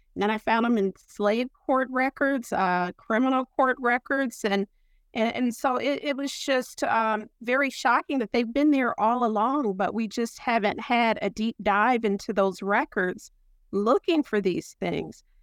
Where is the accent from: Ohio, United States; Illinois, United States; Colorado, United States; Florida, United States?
Ohio, United States; moved away; also born or lived in Pennsylvania / North Carolina; I'm from Ohio, and, uh, I was educated in Pennsylvania and graduate stu-, school at Duke